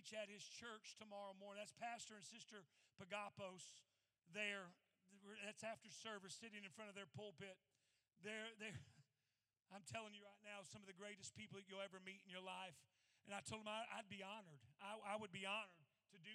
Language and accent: English; Indiana, United States; we're from Indiana